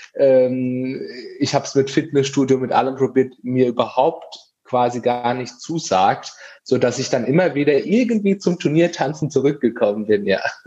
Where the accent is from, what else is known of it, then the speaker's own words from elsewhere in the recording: Aschaffenburg, Bavaria, Germany; ich komme aus Aschaffenburg